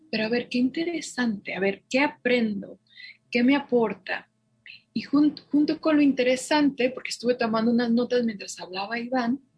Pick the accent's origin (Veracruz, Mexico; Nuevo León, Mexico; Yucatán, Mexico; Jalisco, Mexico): Jalisco, Mexico; Guadalajara; now in Santa Fe, United States; soy originaria de Guadalajara y me formé como psicóloga